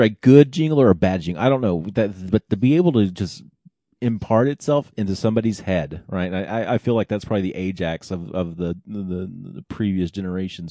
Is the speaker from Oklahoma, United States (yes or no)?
yes; Oklahoma, United States; growing up in Oklahoma, we had the, the Sunday Night Movie Club